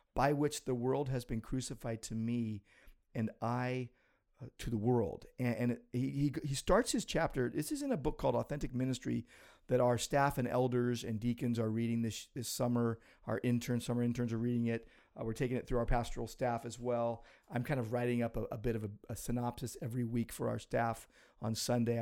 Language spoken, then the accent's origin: English; United States; I'm an American